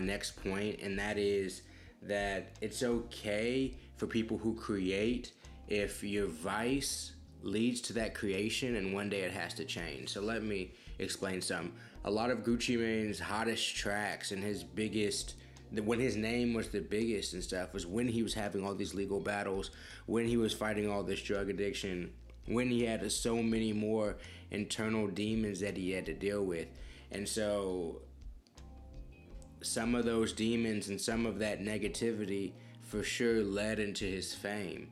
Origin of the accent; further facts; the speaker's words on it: Houston, Texas, United States; where I'm from in Houston